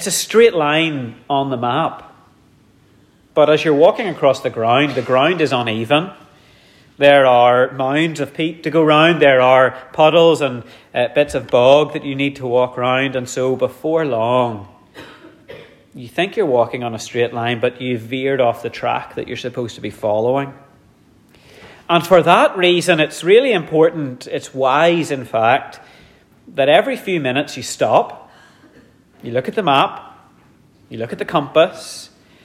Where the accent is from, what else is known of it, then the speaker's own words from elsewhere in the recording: Dromore, Northern Ireland, United Kingdom; growing up in Dromore, I was in the Scouts